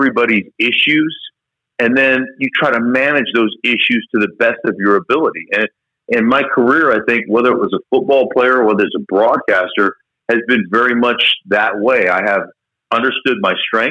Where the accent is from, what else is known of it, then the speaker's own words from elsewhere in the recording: Alaska, United States; I grew up in Alaska